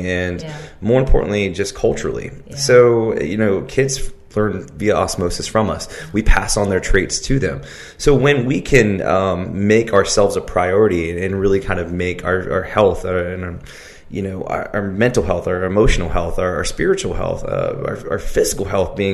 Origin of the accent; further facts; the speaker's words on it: Richmond, Virginia, United States; I'm from Richmond, Virginia, and I've been in Richmond for the majority of my life, probably close to about 30 years